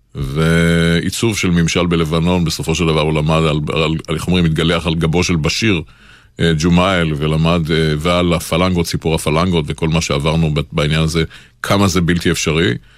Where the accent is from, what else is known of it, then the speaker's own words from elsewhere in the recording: Israel; אנחנו הצברים